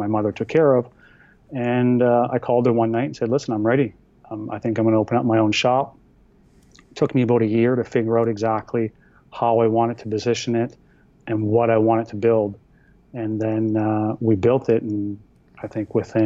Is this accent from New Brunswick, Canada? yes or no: yes; Eastern Canada, New Brunswick, Canada; I am from Eastern Canada, down in New Brunswick